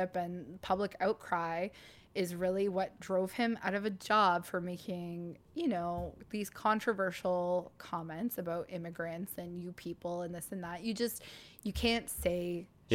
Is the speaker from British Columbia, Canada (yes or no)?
no; Northern Ontario, Canada; I'm from Northern Ontario. My whole family's from up there